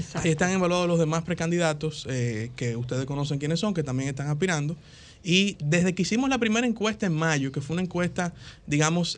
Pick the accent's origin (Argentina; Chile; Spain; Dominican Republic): Dominican Republic; lo digo como ciudadano dominicano